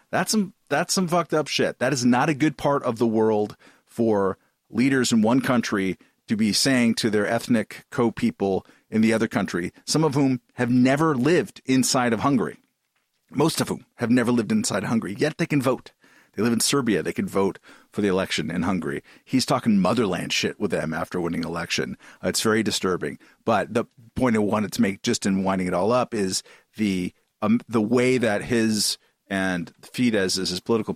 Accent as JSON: {"language": "English", "town": "Boston", "region": "Massachusetts", "country": "United States", "said": "So, and we're from Boston."}